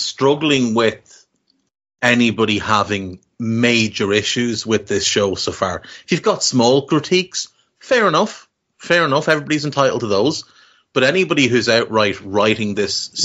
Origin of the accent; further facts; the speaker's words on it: Ireland; we're Irish, so we've grown up in a country with traditions